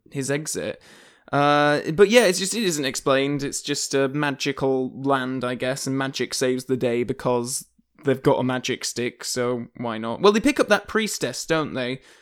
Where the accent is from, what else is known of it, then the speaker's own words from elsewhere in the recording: Yorkshire and the Humber, United Kingdom; I am from Yorkshire